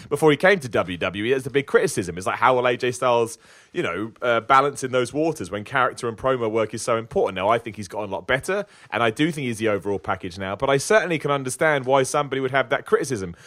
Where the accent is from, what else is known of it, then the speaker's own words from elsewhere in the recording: United Kingdom; I'm British